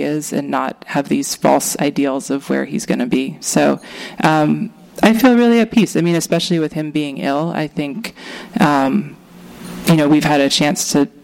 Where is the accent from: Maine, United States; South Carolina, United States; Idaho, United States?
Maine, United States; also born or lived in Boston; now in California, United States; I grew up in a basically a commune in Maine with a handful of other families.